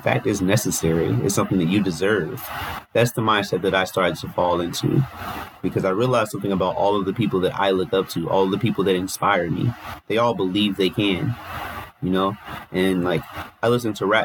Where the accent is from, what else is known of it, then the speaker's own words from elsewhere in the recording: Cincinnati, Ohio, United States; I grew up in Cincinnati.